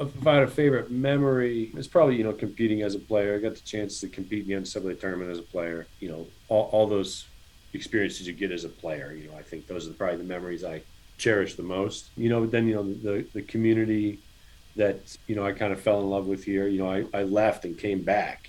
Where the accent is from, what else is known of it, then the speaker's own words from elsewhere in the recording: Virginia, United States; I'm I'm an in-state kid